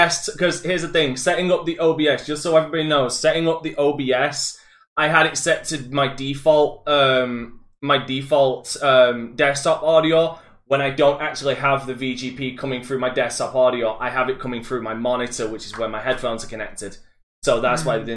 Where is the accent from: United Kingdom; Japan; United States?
United Kingdom; I am British